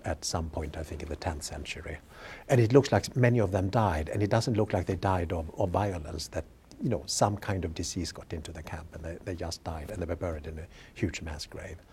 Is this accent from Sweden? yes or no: yes; Sweden; moved away; I grew up in Sweden and, uh, you know, elementary school, we learned about these things.